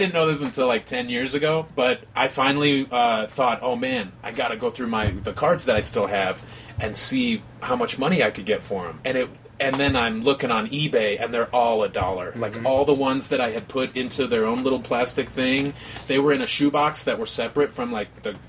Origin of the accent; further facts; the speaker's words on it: Midwest, United States; also born or lived in Las Vegas; I came from the Midwest by way of Vegas.